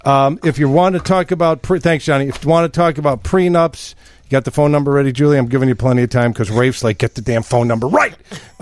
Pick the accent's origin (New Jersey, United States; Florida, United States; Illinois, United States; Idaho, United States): Illinois, United States; Chicago; because we're from Chicago